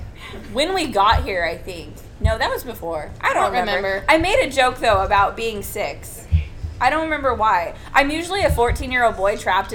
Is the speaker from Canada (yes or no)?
no; Ireland; It's because I'm Irish.